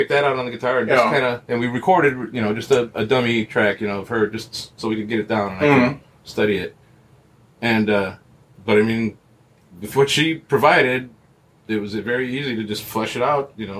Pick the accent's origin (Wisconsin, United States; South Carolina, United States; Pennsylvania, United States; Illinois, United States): Wisconsin, United States; Milwaukee; moved away as an adult; now in South Bend, United States; I was born and raised in Milwaukee, Wisconsin